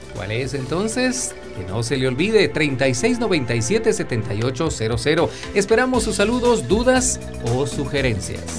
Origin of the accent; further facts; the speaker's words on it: Guatemala; nuestra bella Guatemala